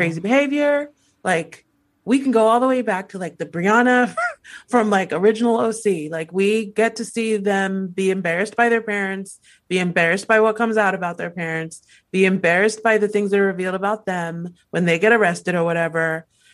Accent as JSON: {"language": "English", "country": "Nigeria", "said": "being Nigerian"}